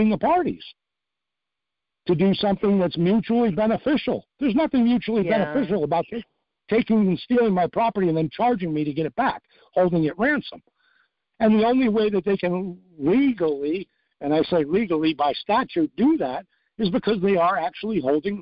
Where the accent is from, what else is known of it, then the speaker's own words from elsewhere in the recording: New York, United States; moved away; I'm from New York originally